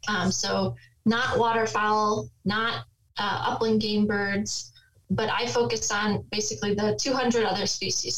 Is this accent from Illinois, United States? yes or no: yes; suburbs of Chicago, Illinois, United States; now in Iowa, United States; I grew up in Illinois, in the suburbs of Chicago, north of the city